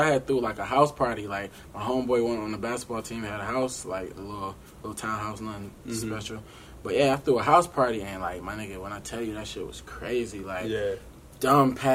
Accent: Detroit, Michigan, United States; also born or lived in Hinesville, Georgia; now in Atlanta, United States; I'm originally from Detroit, you know, raised in Detroit. I actually was born on a military base in Hinesville, Georgia

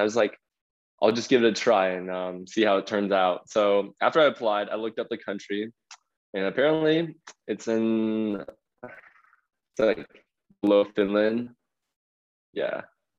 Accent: New York, United States; moved away; also born or lived in China; I was born in New York, lived in China for a few years, and then moved back to the States.

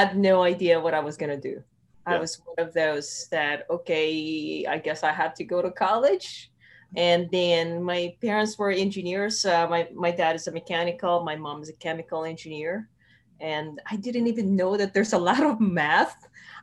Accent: Philippines; moved away as an adult; now in Los Angeles, United States; I grew up in the Philippines

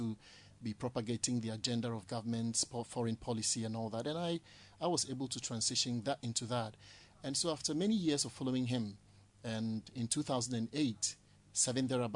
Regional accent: Accra, Greater Accra, Ghana; I grew up in Ablekuma Central constituency. I lived in New Russia as a child

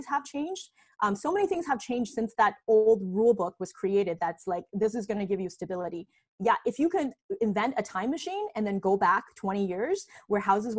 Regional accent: Canada; also born or lived in China; I was actually born in China, and we immigrated to Canada when I was 8 years old

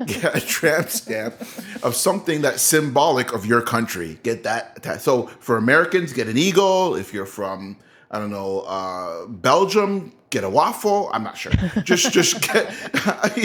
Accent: Canada; this is a Canadian show, that we're Canadian

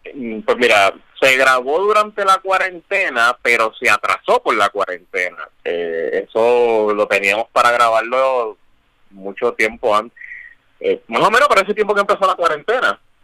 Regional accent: Puerto Rico; Siendo puertorriqueño

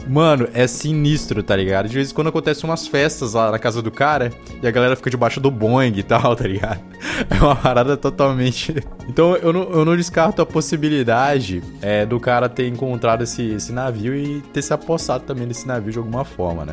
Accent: Manaus, Amazonas, Brazil; eu sou de Manaus

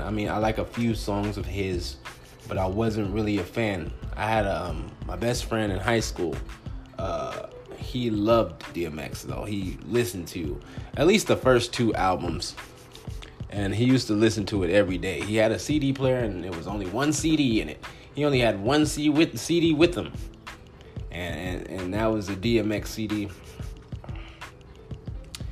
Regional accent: Compton, California, United States; now in Phoenix, United States; I'm originally from the Compton, California area

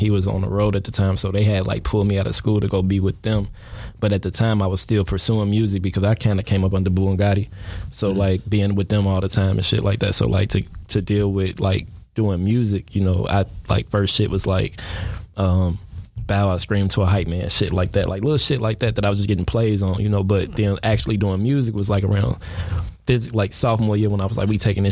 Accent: Chicago Heights, Illinois, United States; also born or lived in Harvey, Illinois; I am from Chicago Heights, West Side Beacon Hill, for sure, up top. But that's it. That's where I'm from. Went to high school in Harvey

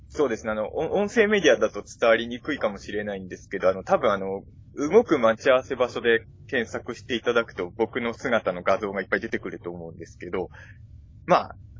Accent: Ibaraki, Japan; now in Chofu, Japan; 僕も出身は茨城

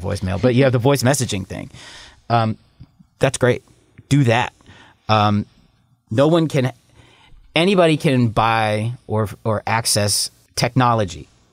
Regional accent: Pittsburgh, Pennsylvania, United States; I'm also from Pittsburgh

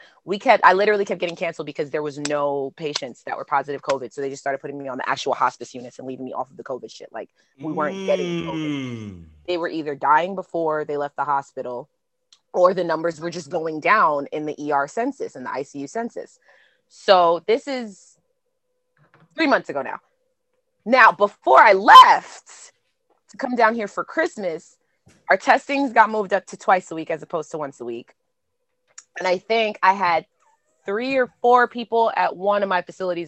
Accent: New York, United States; going into Florida as a New Yorker

